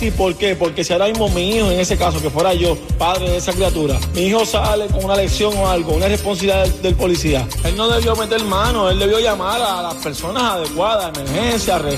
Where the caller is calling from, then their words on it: Puerto Rico; de Puerto Rico.